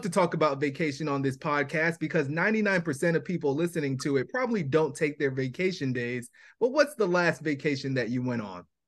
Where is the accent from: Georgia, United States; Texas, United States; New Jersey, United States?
New Jersey, United States; Irvington; moved away; also born or lived in Queens, New York; we lived there for seven years, but then we moved to Irvington, New Jersey